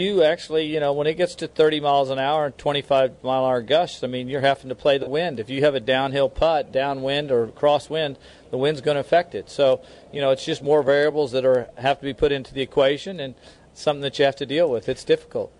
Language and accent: English; Kansas City, United States; moved away; I was born and raised in Kansas City